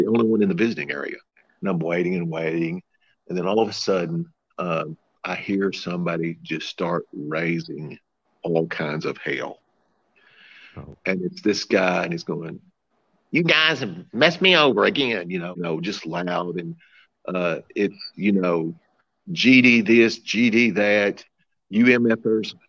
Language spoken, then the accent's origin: English; Missouri, United States; I'm from Missouri